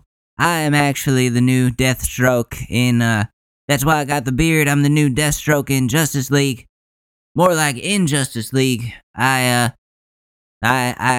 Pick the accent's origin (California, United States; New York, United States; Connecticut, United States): Connecticut, United States; Ridgefield; moved away; my hometown state of Connecticut, my home state of Connecticut